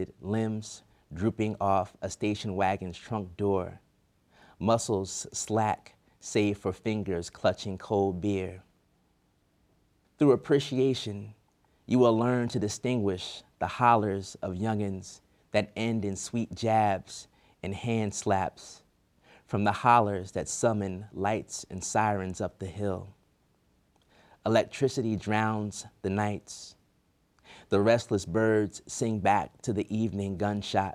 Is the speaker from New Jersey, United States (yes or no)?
yes; Newark, New Jersey, United States; now in Washington, D.C., United States; I'm from Newark